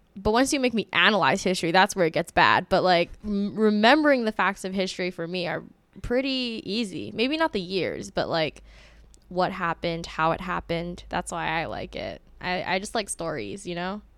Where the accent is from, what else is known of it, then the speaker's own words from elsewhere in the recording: Honolulu, Hawaii, United States; my hometown is Honolulu, Hawaii.